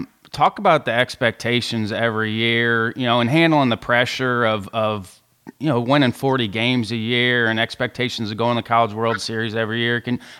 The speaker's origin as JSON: {"language": "English", "region": "Southern Indiana", "country": "United States", "tie": "born or raised there", "said": "I grew up in Southern Indiana."}